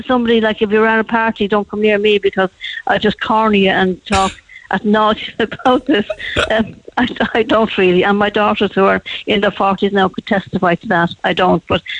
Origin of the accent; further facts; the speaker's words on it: Cork, Munster, Ireland; also born or lived in Dublin; I was born in Dublin, but I'm a true Cork woman, I think.